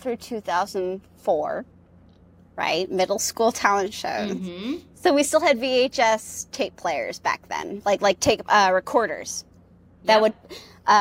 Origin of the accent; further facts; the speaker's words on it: New England, United States; moved away; also born or lived in New York; Nicole and I grew up in New England, where it's very cold in the winter